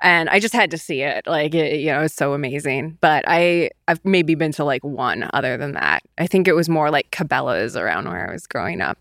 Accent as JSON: {"language": "English", "town": "Iowa City", "region": "Iowa", "country": "United States", "tie": "born or raised there", "moved": "yes", "said": "my hometown of Iowa City"}